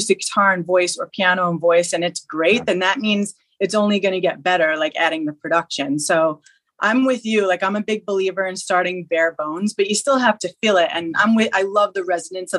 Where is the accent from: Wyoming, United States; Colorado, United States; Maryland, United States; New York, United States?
New York, United States; Long Island; I'm from Long Island, New York